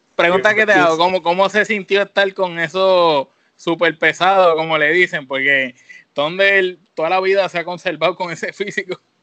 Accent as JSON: {"language": "Spanish", "country": "Puerto Rico", "said": "como boricua"}